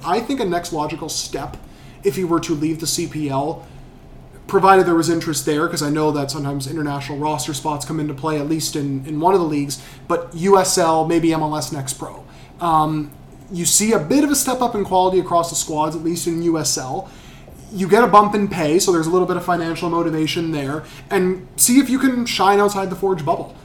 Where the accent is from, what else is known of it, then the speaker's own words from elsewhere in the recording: Vancouver, British Columbia, Canada; we're all from Vancouver here.